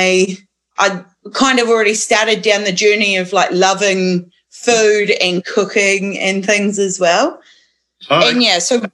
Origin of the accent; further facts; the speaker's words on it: Awatere Valley, Marlborough, New Zealand; now in Haumoana, Hawke's Bay, New Zealand; So I grew up in Marlborough in the Awatere Valley, to be precise